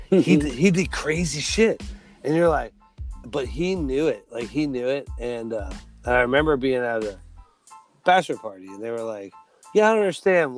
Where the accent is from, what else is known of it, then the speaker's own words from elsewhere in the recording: Midwest, United States; moved away as an adult; now in South Carolina, United States; we're from the Midwest